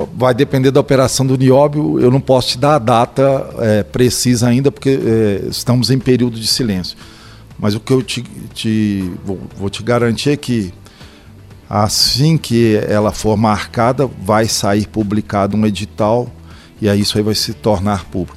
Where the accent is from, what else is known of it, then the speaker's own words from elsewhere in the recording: Belo Horizonte, Minas Gerais, Brazil; sou natural de Belo Horizonte